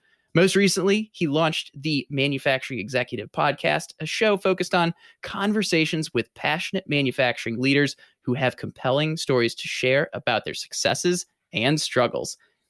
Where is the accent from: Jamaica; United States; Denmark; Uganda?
United States; St. Louis, Missouri; now in Milwaukee, United States; I grew up in St. Louis, then made my way up to Milwaukee for college at Marquette